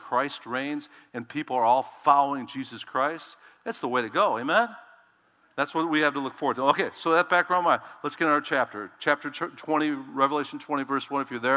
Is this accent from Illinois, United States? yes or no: yes; Chicago, Illinois, United States; I'm from Chicago